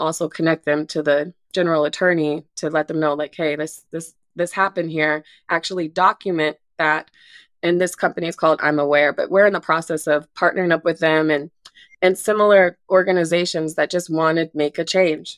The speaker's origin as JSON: {"language": "English", "town": "Anchorage", "region": "Alaska", "country": "United States", "tie": "born or raised there", "moved": "as an adult", "lives_now": "Harrison, United States", "said": "I was born and raised in Anchorage, Alaska"}